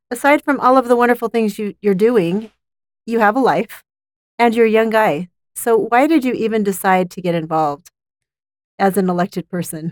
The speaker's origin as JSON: {"language": "English", "town": "Provo", "region": "Utah", "country": "United States", "tie": "born or raised there", "said": "I grew up in West Provo"}